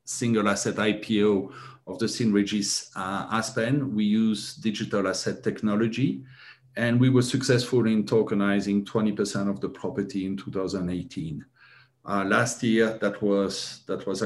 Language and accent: English; Belgium; moved away as an adult; also born or lived in Thailand; I was born and raised in Europe, in Belgium